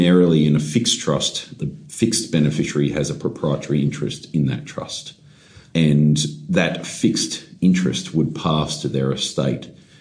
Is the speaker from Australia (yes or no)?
yes; Queensland, Australia; I'm from Queensland